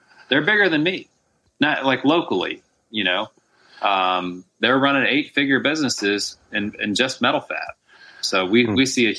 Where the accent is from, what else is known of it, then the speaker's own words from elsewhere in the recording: Texas, United States; In East Texas.